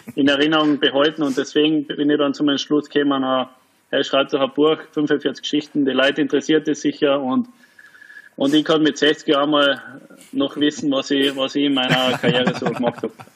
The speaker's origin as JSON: {"language": "German", "region": "Carinthia", "country": "Austria", "moved": "yes", "lives_now": "Frankfurt, Germany", "said": "Als Kärntner zumindest einmal äh, ein, zwei Jahre Profi in Kärnten"}